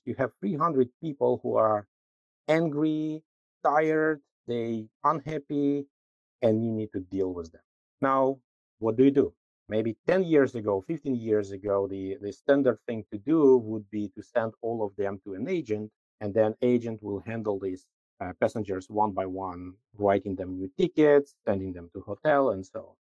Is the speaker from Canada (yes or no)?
no; Minsk, Belarus; moved away as an adult; also born or lived in Amsterdam, Netherlands; I'm originally from Minsk, Belarus, but pretty early in my career, I moved to Amsterdam, to the Netherlands